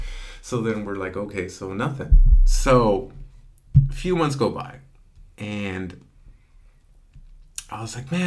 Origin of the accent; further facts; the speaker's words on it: Selma, California, United States; also born or lived in Dinuba; my hometown of Salma